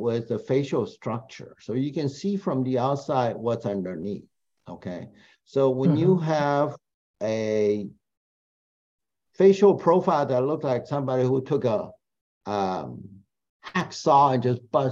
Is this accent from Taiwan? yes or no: yes; Taiwan; moved away; I'm from Taiwan